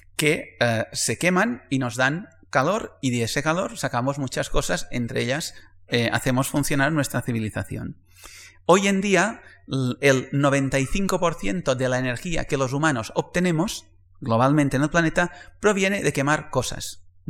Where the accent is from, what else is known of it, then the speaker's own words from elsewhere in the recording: Majorca, Balearic Islands, Spain; moved away as an adult; also born or lived in Barcelona; yo soy mallorquín